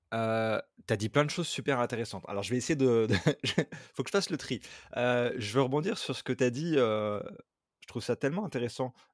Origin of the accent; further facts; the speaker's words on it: France; now in Amsterdam, Netherlands; initialement, effectivement, quand je suis parti de France, je me baladais souvent en voiture